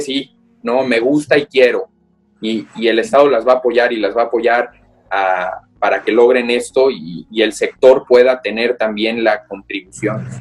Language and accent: Spanish; Mexico; soy mexicano